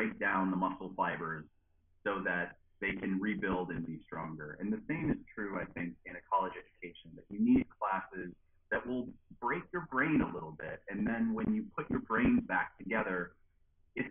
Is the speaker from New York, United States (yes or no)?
yes; just outside of Buffalo, New York, United States; moved away as an adult; also born or lived in Durham, North Carolina / Madison, Wisconsin; now in Starkville, United States; I am originally from just outside of Buffalo, New York, right near Niagara Falls